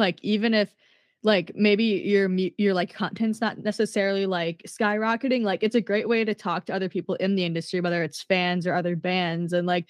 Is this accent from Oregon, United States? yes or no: no; Minnesota, United States; Cause like here I am, I'm from Minnesota.